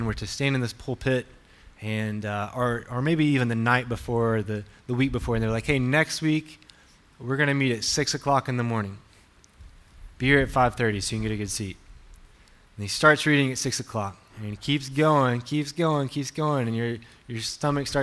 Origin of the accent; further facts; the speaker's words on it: Alabama, United States; I'm from the deep south, from Alabama